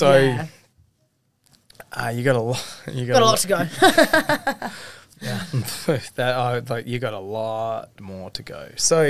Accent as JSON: {"language": "English", "country": "Australia", "said": "I'm from Australia."}